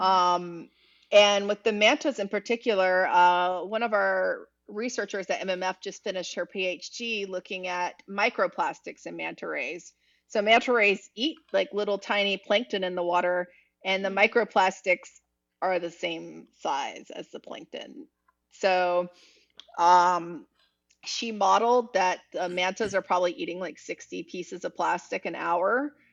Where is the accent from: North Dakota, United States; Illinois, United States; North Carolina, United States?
North Carolina, United States; Eastern; now in Miami, United States; where I grew up in Eastern North Carolina